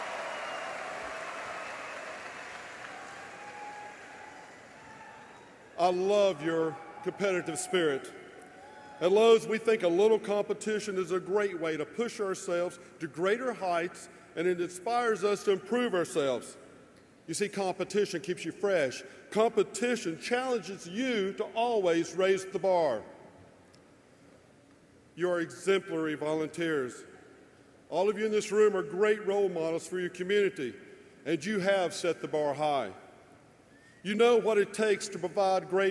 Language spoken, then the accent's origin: English; North Carolina, United States; also born or lived in Pacific Northwest; my home state of North Carolina